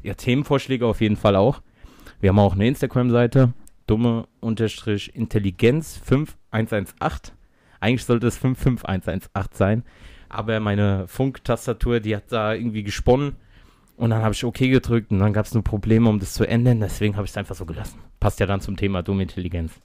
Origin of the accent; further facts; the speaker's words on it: Mainz, Rhineland-Palatinate, Germany; sind aus Mainz, wir sind richtige Mainzer Buben